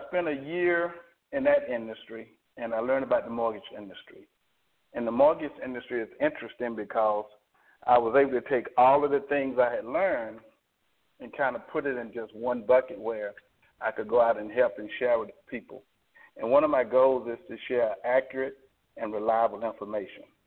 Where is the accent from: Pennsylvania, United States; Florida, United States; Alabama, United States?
Alabama, United States; I'm from Alabama. You can probably pick up my accent